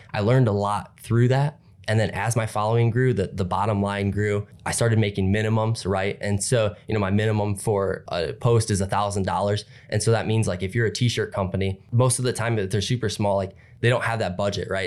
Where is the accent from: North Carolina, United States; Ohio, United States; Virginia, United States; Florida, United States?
Ohio, United States; Napoleon; I'm from Napoleon, Ohio.